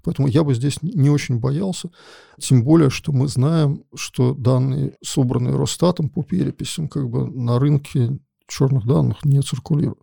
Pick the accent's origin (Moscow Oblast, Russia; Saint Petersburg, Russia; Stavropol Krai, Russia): Saint Petersburg, Russia; я родился в СССР и в Ленинграде, несмотря на то, что я живу в Петербурге